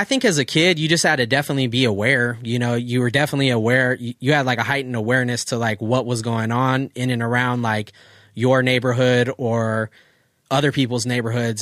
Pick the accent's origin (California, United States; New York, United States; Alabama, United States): California, United States; Oceanside; where we grew up in Oceanside